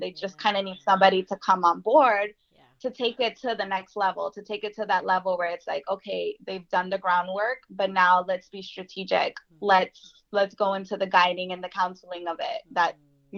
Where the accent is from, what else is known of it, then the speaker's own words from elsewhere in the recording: Jersey City, New Jersey, United States; being born and raised in Jersey City